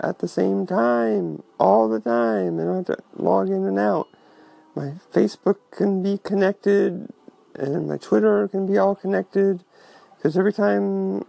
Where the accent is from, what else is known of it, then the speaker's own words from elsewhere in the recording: Santa Rosa, California, United States; moved away; my hometown, Santa Rosa, California